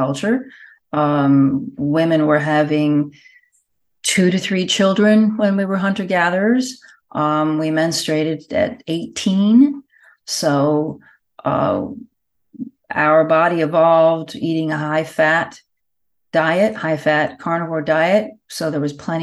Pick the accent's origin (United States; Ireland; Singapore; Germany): United States; now in Puglia, Italy; I'm in Italy. I'm actually in the south of Italy, in Puglia, but I'm American